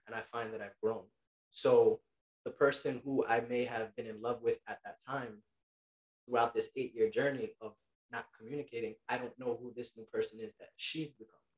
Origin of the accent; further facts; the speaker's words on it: New York City, New York, United States; I was born and raised in Queens, Queens, New York. I still continue to this very day live in Queens, New York